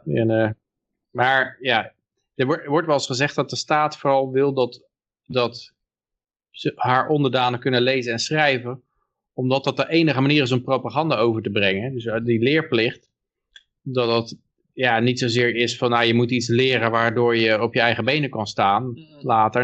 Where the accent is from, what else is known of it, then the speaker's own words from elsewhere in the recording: Pijnacker, South Holland, Netherlands; Ik ben geboren in Pijnakker